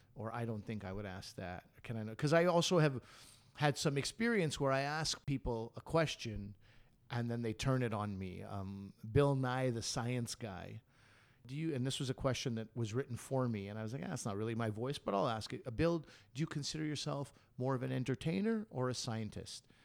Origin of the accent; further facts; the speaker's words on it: Canada; we're Canadian